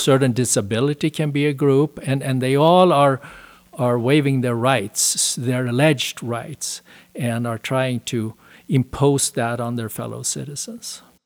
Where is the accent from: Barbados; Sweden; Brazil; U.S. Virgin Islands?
Sweden; moved away as an adult; also born or lived in Denmark / Switzerland; now in United States; I was born and raised in Sweden, spent my first thirty years there.